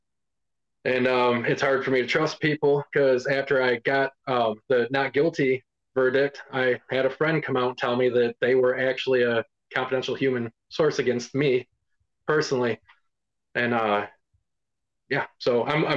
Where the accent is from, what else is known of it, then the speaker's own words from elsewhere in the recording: Cadillac, Michigan, United States; I grew up in Cadillac, Michigan. It's a fairly small town where we do a lot of tourism around here